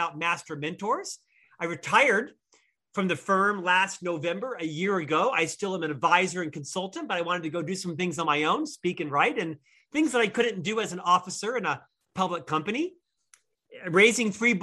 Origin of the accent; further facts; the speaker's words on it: Orlando, Florida, United States; moved away as an adult; also born or lived in Provo, Utah; now in Salt Lake City, United States; I'm from Florida, originally Orlando, Florida